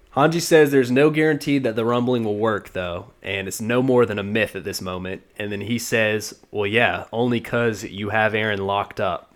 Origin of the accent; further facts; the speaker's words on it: the South, United States; I am born and raised in the South